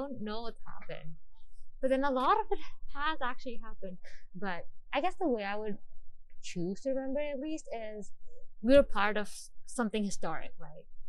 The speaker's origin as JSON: {"language": "English", "town": "Mumbai", "region": "Maharashtra", "country": "India", "moved": "as an adult", "said": "I'm from Mumbai, India."}